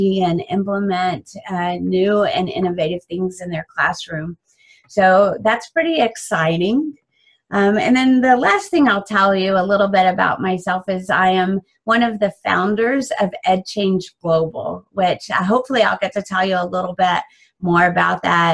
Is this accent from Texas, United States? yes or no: yes; Dallas, Texas, United States; I am from the Dallas, Texas area in the United States.